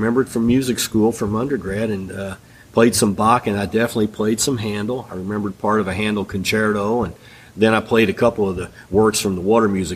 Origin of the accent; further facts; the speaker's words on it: United States; I'm from the United States